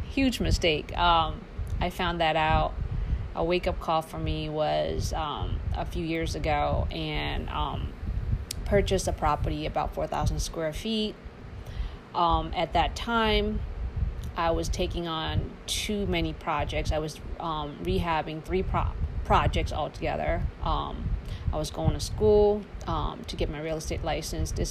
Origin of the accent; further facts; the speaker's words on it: Laos; now in Charlotte, United States; I am a refugee from Laos, it's a small small country next to Thailand, Vietnam, and Cambodia.